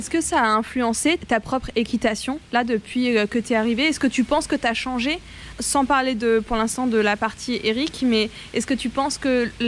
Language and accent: French; France; Chez nous, en France et en Europe